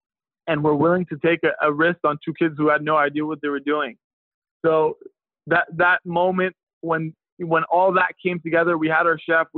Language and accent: English; California, United States; I felt like it was lacking a lot of things that you see kind of growing up in California.